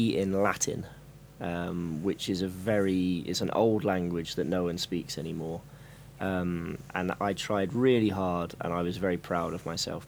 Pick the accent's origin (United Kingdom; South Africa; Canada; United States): United Kingdom; Hillingdon, London; I was born just outside London in a place called Hillingdon Hospital